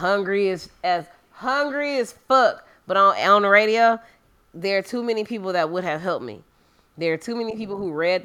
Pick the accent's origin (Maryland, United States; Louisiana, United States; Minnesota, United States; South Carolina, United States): Louisiana, United States; moved away; go back to Louisiana